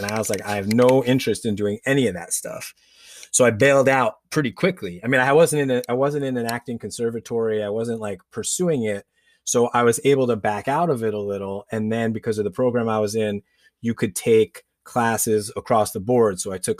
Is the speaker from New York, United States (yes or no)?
yes; New York, United States; my mom, we grew up outside of New York City. We were in Westchester County.